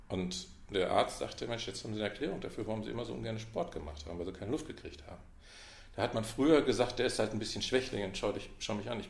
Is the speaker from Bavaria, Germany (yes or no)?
no; Münster, North Rhine-Westphalia, Germany; Äh, und ich bin in Münster aufgewachsen. Preußen Münster kennt man wahrscheinlich gar nicht.